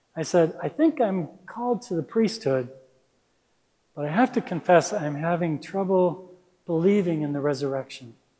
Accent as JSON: {"language": "English", "town": "Minneapolis", "region": "Minnesota", "country": "United States", "tie": "born or raised there", "also_born_or_lived": "Santa Rosa, California", "moved": "yes", "lives_now": "Mill Valley, United States", "said": "I grew up in Minneapolis, Minnesota"}